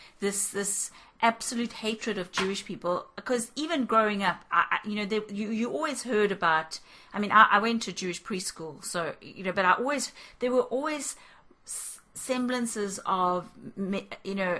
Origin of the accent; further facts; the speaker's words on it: South Africa; we grew up in South Africa